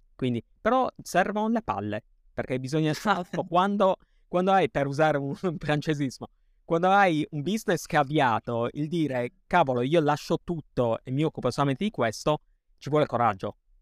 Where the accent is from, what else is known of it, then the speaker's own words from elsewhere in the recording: Sardinia, Italy; siamo sardi